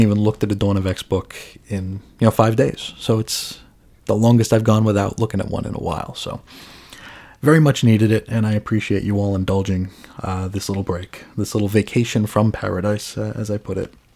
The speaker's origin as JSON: {"language": "English", "area": "Long Island", "region": "New York", "country": "United States", "tie": "born or raised there", "moved": "yes", "lives_now": "Arizona, United States", "said": "growing up in New York"}